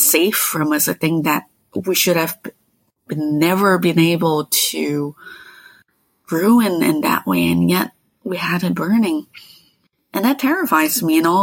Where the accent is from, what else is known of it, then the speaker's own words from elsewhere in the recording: Malaysia; moved away; also born or lived in Quebec; I grew up in Malaysia where for as long as I can remember, there were tropical rainforests wherever I could look.